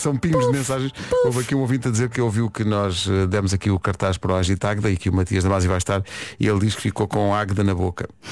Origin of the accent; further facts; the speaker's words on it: Oeiras, Lisbon, Portugal; a terra onde eu cresci